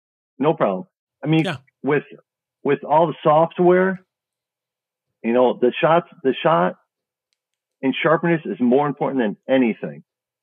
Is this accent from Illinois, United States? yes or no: yes; Chicago, Illinois, United States; I'm from Chicago, and it's just great.